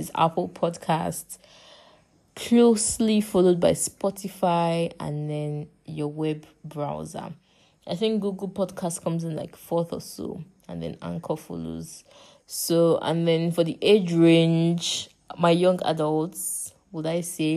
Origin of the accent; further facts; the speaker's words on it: Nigeria; I am from Nigeria and I live in Nigeria